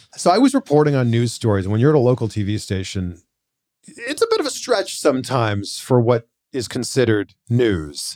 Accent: Pickering, Ontario, Canada; born or raised there

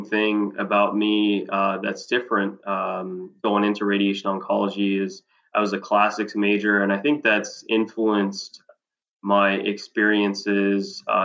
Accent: New Orleans, Louisiana, United States; moved away as an adult; also born or lived in Providence, Rhode Island / Wisconsin; now in Cape Girardeau, United States; I'm originally from New Orleans, Louisiana. I was born and raised there to first-generation Americans

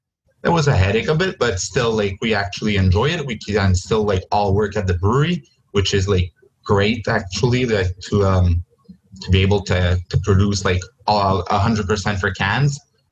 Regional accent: Joliet, Illinois, United States; But then I come from Joliet, so L'Interlude, now known as L'Albion, like was one of the spots where I actually like went and got my first beers.

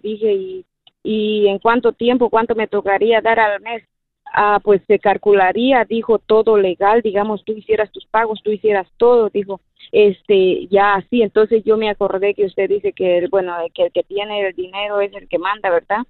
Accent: Guatemala; now in Seattle, United States; yo soy de Guatemala

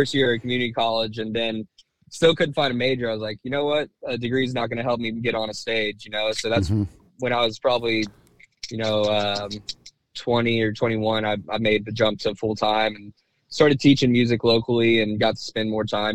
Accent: Houston, Texas, United States; also born or lived in Louisiana; when I was growing up in Houston

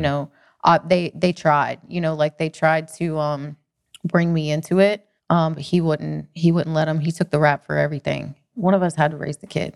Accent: Cherokee, North Carolina, United States; also born or lived in Athens, Georgia; I'm from the mountains in North Carolina.

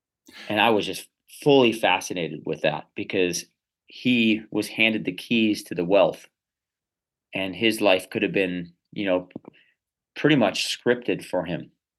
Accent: Chicago, Illinois, United States; I grew up on the South Side of Chicago for the first 14 years.

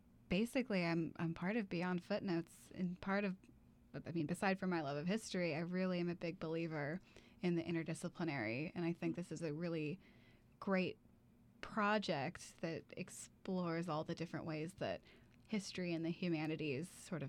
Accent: Portland, Oregon, United States; also born or lived in Baltimore; I'm originally from Portland

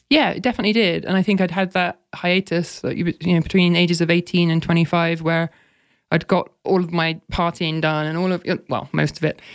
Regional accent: United Kingdom; moved away as an adult; also born or lived in Oxford; as a Brit

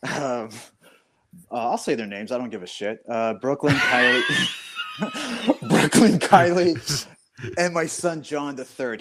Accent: Thornhill, Ontario, Canada; I grew up in Thornhill

